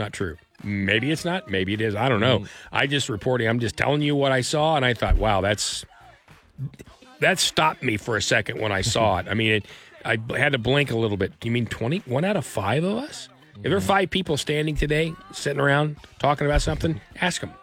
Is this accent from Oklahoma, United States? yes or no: yes; Oklahoma, United States; we're from Oklahoma